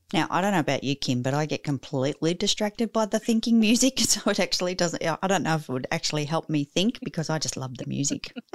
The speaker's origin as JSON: {"language": "English", "country": "Australia", "said": "I'm probably not as Aussie as many others are"}